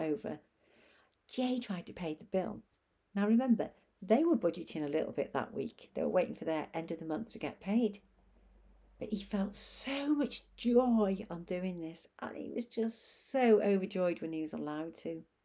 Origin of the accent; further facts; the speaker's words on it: Chester, North West England, United Kingdom; moved away; beautiful Chester, Cheshire, which is my hometown